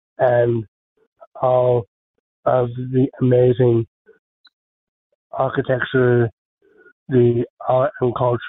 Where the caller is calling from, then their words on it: Orange County, California, United States; also born or lived in New Jersey; I'm calling from Orange County, California.